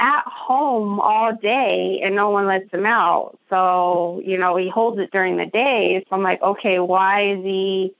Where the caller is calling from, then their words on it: Aurora, Colorado, United States; Aurora, Colorado.